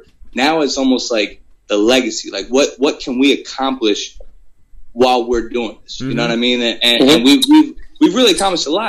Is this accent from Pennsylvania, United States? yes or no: yes; Jonestown, Pennsylvania, United States; now in Harrisburg, United States; me growing up in Jonestown